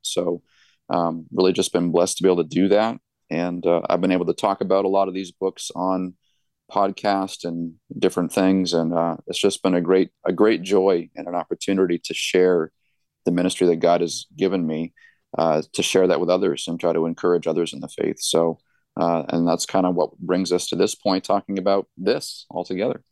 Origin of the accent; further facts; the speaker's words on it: Gilmanton Iron Works, New Hampshire, United States; also born or lived in Allentown, Pennsylvania; I was born and raised here. This is my hometown